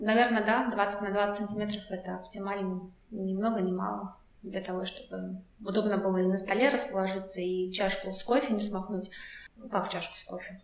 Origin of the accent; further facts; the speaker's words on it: Russia; first language Russian; Я говорю, из России